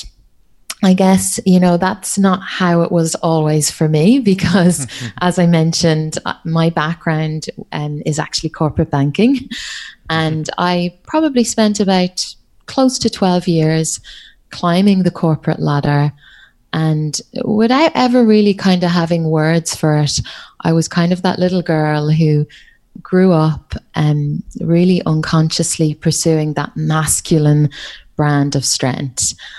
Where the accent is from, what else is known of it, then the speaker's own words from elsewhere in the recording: Ireland; accent: Irish; now in Australia; I'm Irish, but my accent is hard to pick up because I've been living in Australia. Gosh, I think it's coming up on maybe 14 years now. So yeah, you can hear the Irish accent, I think, every so often